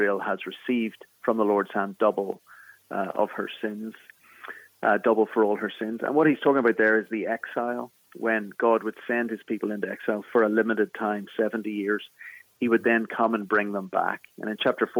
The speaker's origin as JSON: {"language": "English", "town": "Belfast", "region": "Northern Ireland", "country": "United Kingdom", "accent": "Irish", "moved": "as an adult", "lives_now": "Philadelphia, United States", "said": "I'm from Belfast in the north of Ireland, in Northern Ireland."}